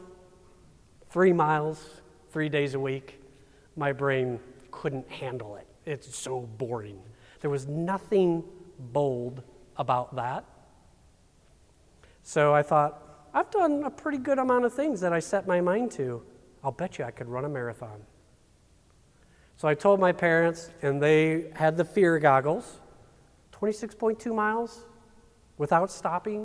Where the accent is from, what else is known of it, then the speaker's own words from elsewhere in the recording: St. Charles, Missouri, United States; We're from St. Charles.